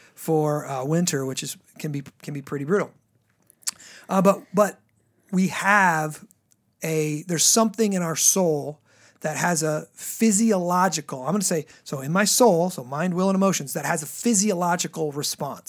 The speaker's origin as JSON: {"language": "English", "region": "the South", "country": "United States", "said": "I come from the South, you know, so it's like all homestyle cooking and stuff."}